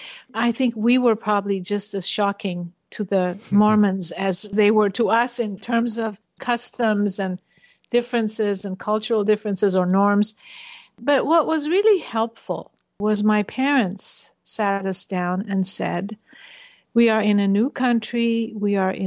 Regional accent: Logan, Utah, United States; also born or lived in Tehran, Iran; for the first 10 years of my life, I lived in Iran, in Tehran. And then after 10, I grew up for 35 years in Utah.

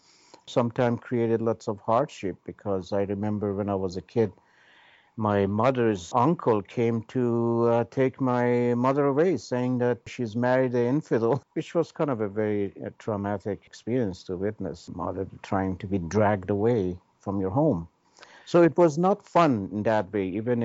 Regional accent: Tehran, Tehran Province, Iran; moved away as an adult; also born or lived in India / Canada; now in Vancouver Island, Canada; I was born in Tehran, though my parents were from Shiraz. And I basically grew up there till I left Tehran for India for pioneering. Actually, I grew up in a very beautiful orchard.

